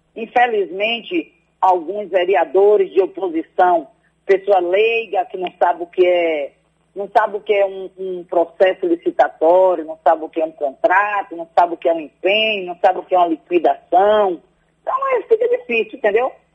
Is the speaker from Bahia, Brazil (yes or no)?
yes; near Salvador, Feira de Santana and Alagoinhas, Bahia, Brazil; o meu povo, de onde eu vim